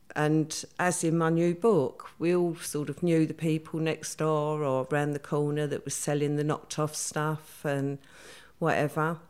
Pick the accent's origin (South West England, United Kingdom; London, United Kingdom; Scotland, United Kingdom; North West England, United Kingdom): London, United Kingdom; I grew up in the East End. I actually grew up in Stepney